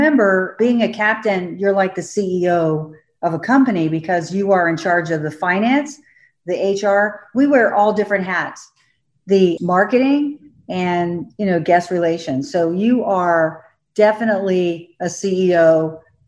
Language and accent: English; Florida, United States; I grew up in Florida